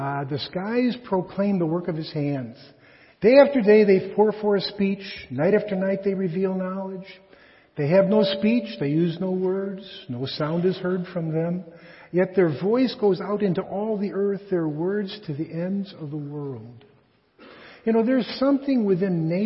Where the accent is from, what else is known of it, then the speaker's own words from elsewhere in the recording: Chicago, Illinois, United States; I'm from Chicago